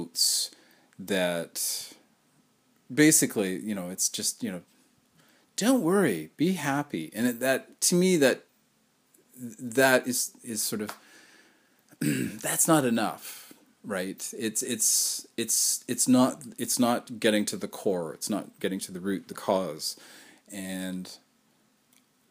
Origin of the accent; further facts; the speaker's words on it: Canada; I am a Canadian